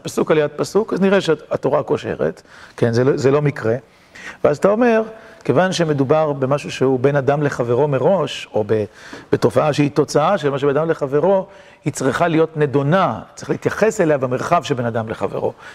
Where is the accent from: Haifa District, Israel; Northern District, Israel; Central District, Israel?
Haifa District, Israel; Kiryat Motzkin; קריית מוצקין שגדלתי בה